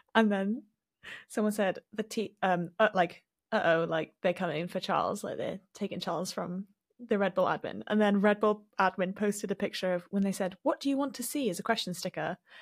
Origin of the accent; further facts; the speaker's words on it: Wales, United Kingdom; growing up in Wales